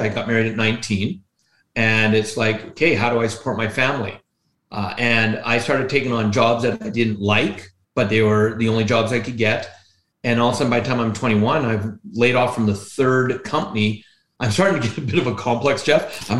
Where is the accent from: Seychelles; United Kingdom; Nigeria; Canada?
Canada; British Columbia; born there; Yeah, I was born in British Columbia, the province of British Columbia.